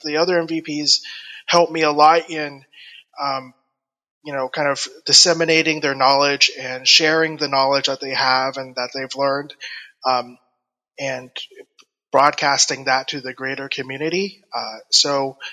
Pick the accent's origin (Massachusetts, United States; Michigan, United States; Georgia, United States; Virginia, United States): Georgia, United States; Atlanta; I'm from Atlanta, Georgia, in the United States.